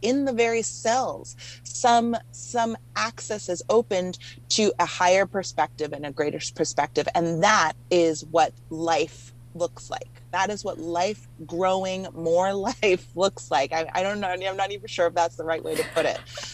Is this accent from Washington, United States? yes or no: no; Hawaii, United States; now in Los Angeles, United States; I grew up mostly in Hawaii